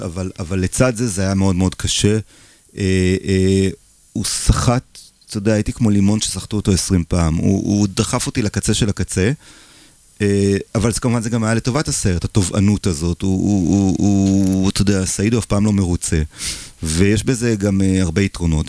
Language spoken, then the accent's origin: Hebrew; Israel; also born or lived in Paris, France; אני ישראלי